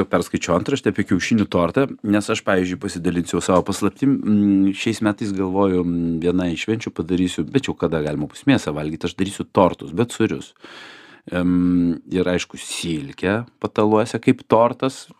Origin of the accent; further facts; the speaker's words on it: Lithuania; aš gi lietuvis